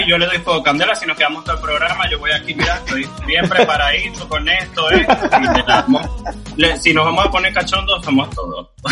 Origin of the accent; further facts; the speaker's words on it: Venezuela; moved away; soy un venezolano que soy inmigrante que viene